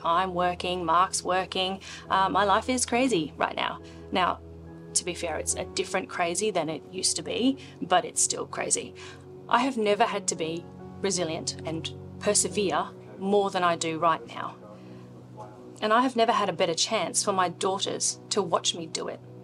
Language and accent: English; Australia; born or raised there; also born or lived in India